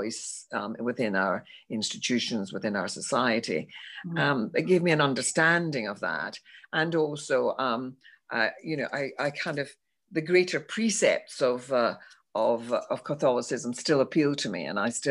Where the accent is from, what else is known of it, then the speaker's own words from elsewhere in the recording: Glasgow, Scotland, United Kingdom; when I was growing up in Glasgow.